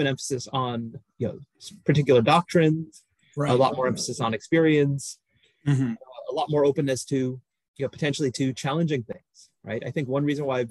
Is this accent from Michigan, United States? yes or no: no; New York City, New York, United States; I grew up in New York City, was brought up in the Catholic Church